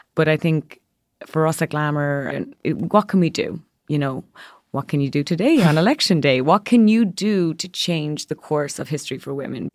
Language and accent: English; Ireland; moved away as an adult; now in New York, United States; growing up in a country, I'm from Ireland